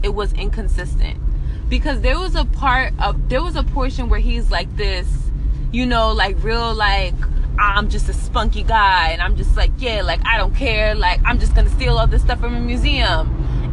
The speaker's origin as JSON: {"language": "English", "town": "New York City", "region": "New York", "country": "United States", "moved": "yes", "lives_now": "New Jersey, United States", "said": "I'm from Brooklyn"}